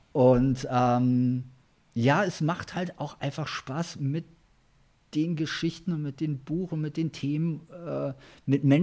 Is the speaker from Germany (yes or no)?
no; England, United Kingdom; born there; German is a second language; ich als gebürtiger Engländer hätte natürlich gern ein internationales Buch